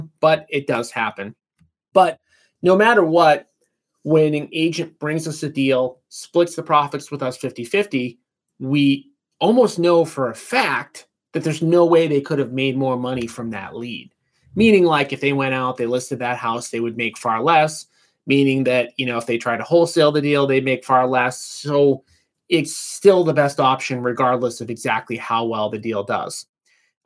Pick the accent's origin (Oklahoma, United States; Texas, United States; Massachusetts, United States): Massachusetts, United States; Boston; I grew up right outside of Boston